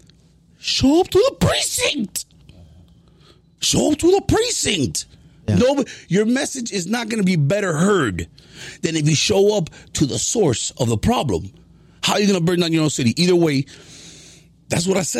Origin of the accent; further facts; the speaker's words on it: Miami, Florida, United States; I was born and raised in Miami. I'm a son to Cuban refugees